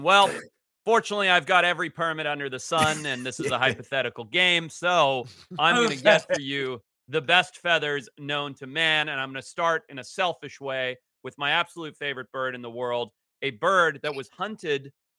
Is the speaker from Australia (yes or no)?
no; Zimbabwe; my home country of Zimbabwe